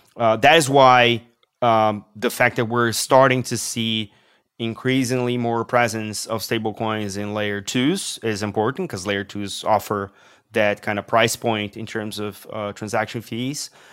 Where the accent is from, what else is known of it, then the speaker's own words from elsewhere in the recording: Brazil; I come from Brazil